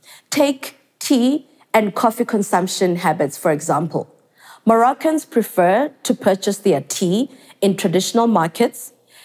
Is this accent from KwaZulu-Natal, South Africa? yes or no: no; Mdantsane, Eastern Cape, South Africa; growing up in South Africa, Mdanzane to be specific